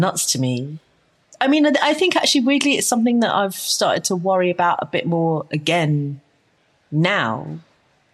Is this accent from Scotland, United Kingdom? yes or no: no; London, United Kingdom; I'm from London, so I just live with my mum for like longer than is entirely civilized, right? I just lived at home for a really long time, and I'm lucky enough to have been born in a capital city